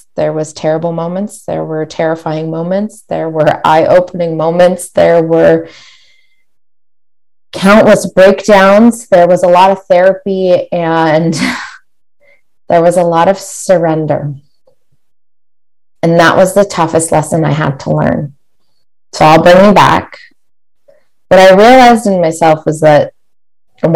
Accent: Barrie, Ontario, Canada; my hometown of Barrie, Ontario

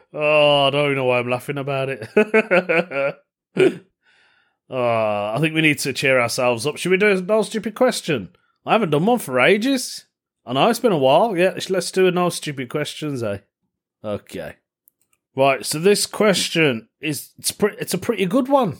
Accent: Birmingham, West Midlands, United Kingdom; Birmingham, my hometown

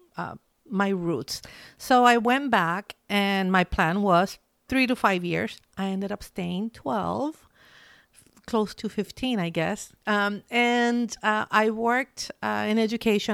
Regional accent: Chile; moved away as an adult; now in Seattle, United States; I'm Chilean, that I'm from Chile

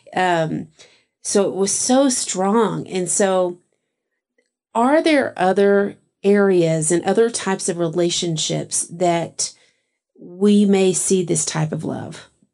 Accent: Texas, United States; all of my ancestors come from England, but I grew up in Texas.

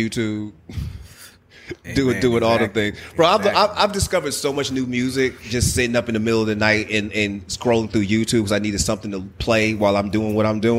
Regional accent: Boston, Massachusetts, United States; now in Georgia, United States; I'm from Boston

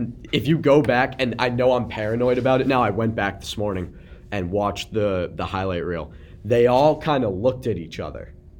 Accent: Boston, Massachusetts, United States; like, we're from Boston.

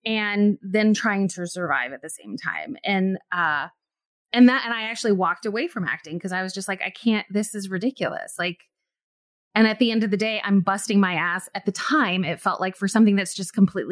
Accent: New York City, New York, United States; moved away as an adult; now in Chicago, United States; I'm from New York City. And, you know, and I started acting there

